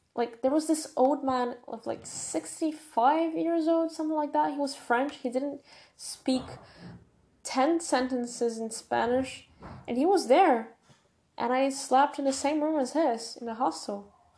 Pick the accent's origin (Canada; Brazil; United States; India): Brazil; first language Portuguese; English is a second language